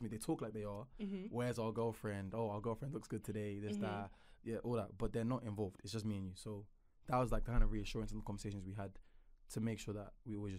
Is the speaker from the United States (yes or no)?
no; Nigeria; So, first and foremost, Nigerian girls, because I'm Nigerian, so that's what I know.